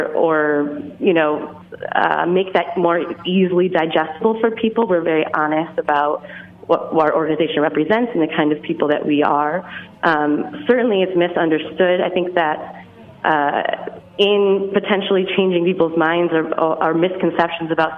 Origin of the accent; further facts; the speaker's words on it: Detroit, Michigan, United States; I'm from Detroit